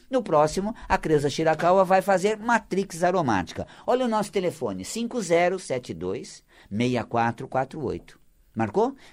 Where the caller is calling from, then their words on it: São Paulo, Brazil; Sou da Vila Guilherme.